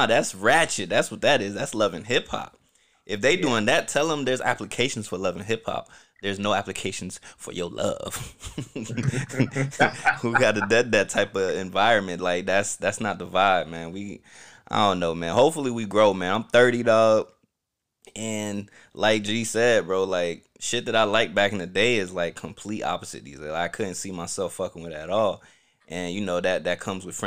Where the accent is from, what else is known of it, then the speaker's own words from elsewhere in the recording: Orlando, Florida, United States; also born or lived in Newark, New Jersey; I grew up in Pine Hills, you know, Orlando, Florida.